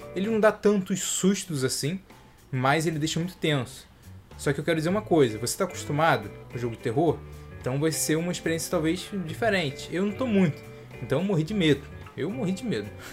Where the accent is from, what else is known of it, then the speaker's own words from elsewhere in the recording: Brazil; a gente é, é brasileiro